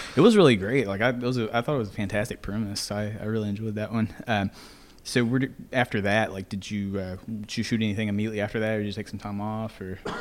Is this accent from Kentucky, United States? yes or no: yes; Greenville, Kentucky, United States; my hometown of Greenville, Kentucky